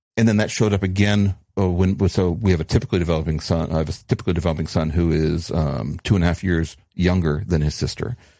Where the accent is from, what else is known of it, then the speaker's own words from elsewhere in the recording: New Mexico, United States; growing up in New Mexico